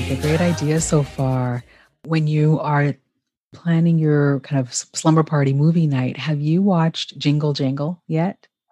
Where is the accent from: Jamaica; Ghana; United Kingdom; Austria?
Ghana; how my family connects to the history of Ghana, my home country